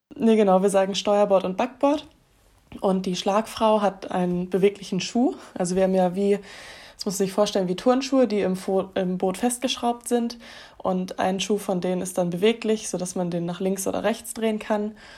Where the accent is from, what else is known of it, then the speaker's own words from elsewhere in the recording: Germany; bei uns in Deutschland